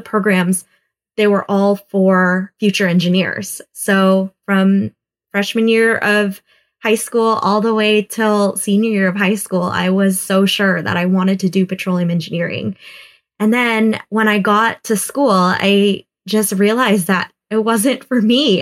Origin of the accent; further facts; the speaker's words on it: Houston, Texas, United States; I grew up in Houston, Texas